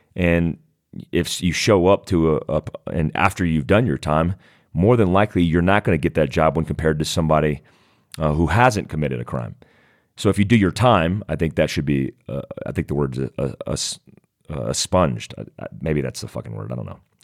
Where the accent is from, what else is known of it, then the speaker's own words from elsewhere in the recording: United States; in our country